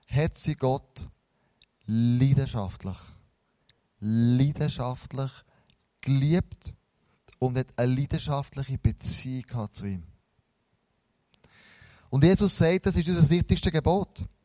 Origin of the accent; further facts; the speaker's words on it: Switzerland; dann kommen wir in eine Haltung zurück, als Schweizer, total seriös.